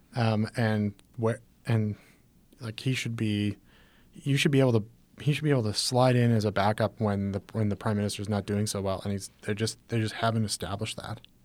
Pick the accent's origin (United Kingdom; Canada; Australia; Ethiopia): Canada; we were Canadian